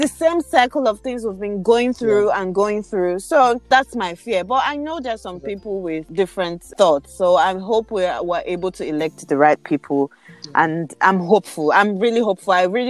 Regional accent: Nigeria; I do believe that we are Nigerian youth.

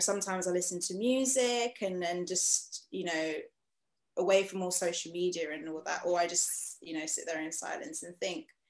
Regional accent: Freetown, Western Area, Sierra Leone; also born or lived in The Gambia; now in United Kingdom; I'm from Freetown, Sierra Leone

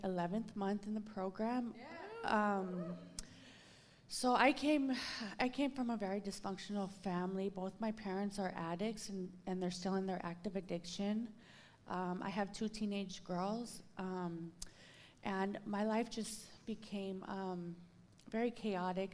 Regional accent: Los Angeles, California, United States; I'm from Los Angeles, California.

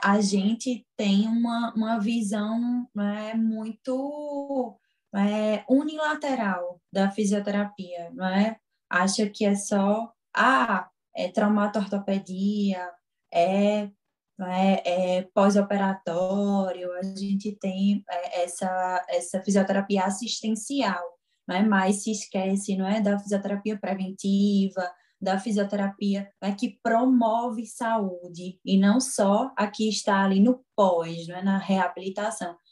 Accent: Garanhuns, Pernambuco, Brazil; moved away as an adult; now in Caruaru, Brazil; eu não sou daqui de Caruaru, que eu venho de Garanhões

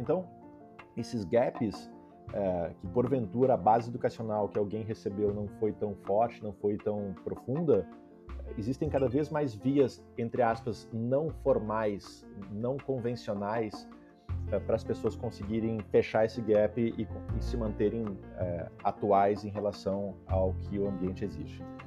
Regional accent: Vacaria, Rio Grande do Sul, Brazil; moved away as an adult; also born or lived in Porto Alegre / Silicon Valley; eu sou natural de Vacaria, interior do Rio Grande do Sul, morei 16 anos.

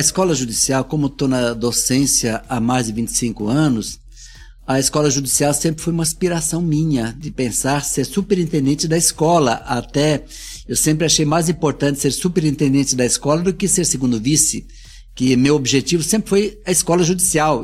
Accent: South Region, Brazil; born or raised there; now in Minas Gerais, Brazil

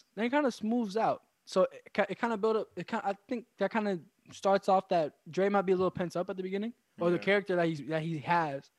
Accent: Philadelphia, Pennsylvania, United States; I'm from West Philly

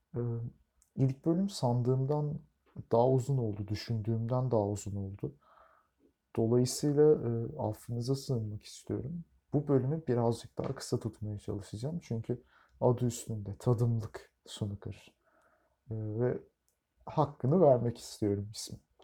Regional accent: Turkey; biz Türkler olarak

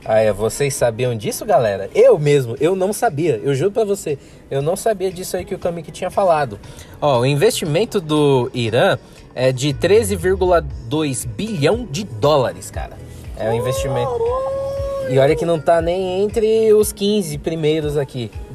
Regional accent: Brazil; aqui do Brasil, nosso querido país

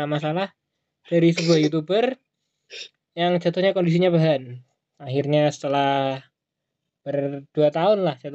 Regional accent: Java, Indonesia; accent: Javanese (medok); Gue kan gak bisa oh. ngomong gue lu, medok.

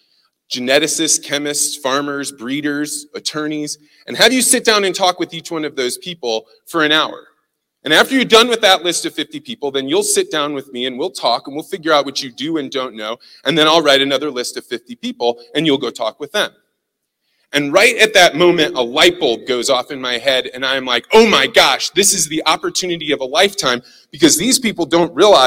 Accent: St. Louis, Missouri, United States; I don't know if you can tell from my accent, but I am from St. Louis, Missouri

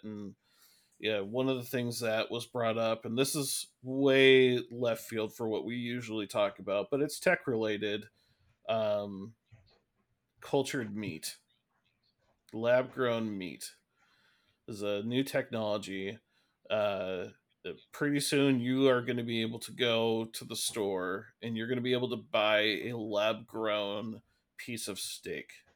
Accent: Seattle, Washington, United States; we're from Seattle

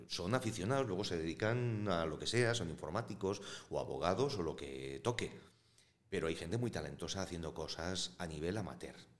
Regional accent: Valladolid, Castile and León, Spain; yo soy de Valladolid

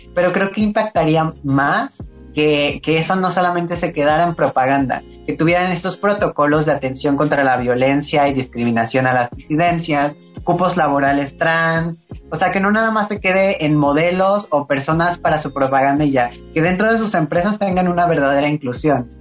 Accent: Veracruz, Mexico; soy del estado de Veracruz, soy jarocha

